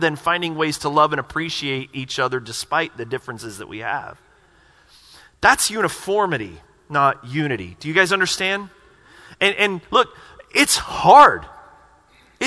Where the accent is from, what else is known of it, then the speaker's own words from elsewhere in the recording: the South, United States; growing up in the South